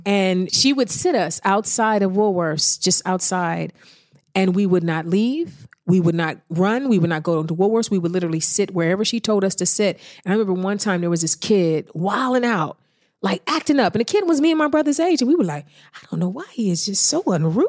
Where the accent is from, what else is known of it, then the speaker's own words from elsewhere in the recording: East Cleveland, Ohio, United States; moved away; I'm from East Cleveland. I've been through some things. I've seen some things. So I think when you grow up in the hood